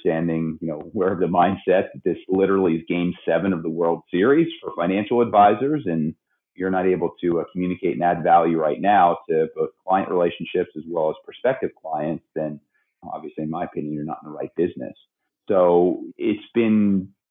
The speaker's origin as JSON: {"language": "English", "region": "Pennsylvania", "country": "United States", "tie": "born or raised there", "moved": "as an adult", "lives_now": "Sacramento, United States", "said": "born and raised in Pennsylvania, even though I've been in Sacramento 21 years"}